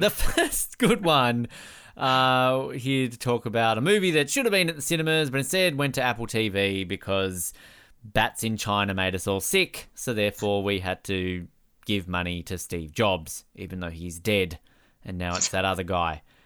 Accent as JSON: {"language": "English", "country": "Australia", "said": "as an Australian"}